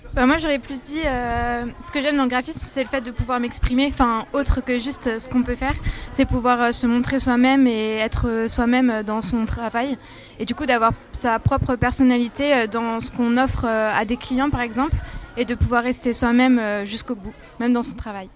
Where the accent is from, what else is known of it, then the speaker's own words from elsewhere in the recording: Moselle, Grand Est, France; je viens de Moselle